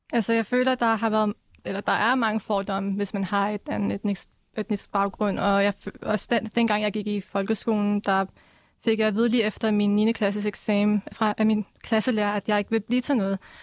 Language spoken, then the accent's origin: Danish; Denmark; jeg blev så født her